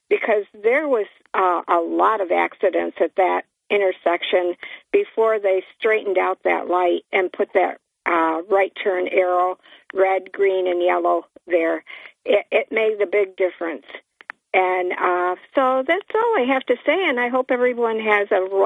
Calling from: Port Dickinson, New York, United States; … from Port Dick.

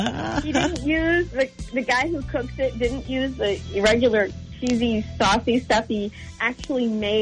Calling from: Stratford, New Hampshire, United States; I am calling from Stratford, New Hampshire.

